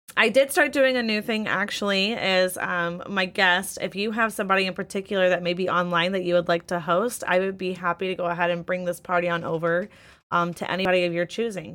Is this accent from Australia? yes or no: no; Midwest, United States; I'm from the Midwest, it's nothing but humidity